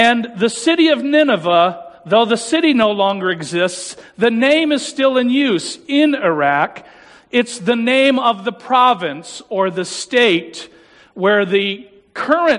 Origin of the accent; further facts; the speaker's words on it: Afton, New York, United States; I grew up in Afton, New York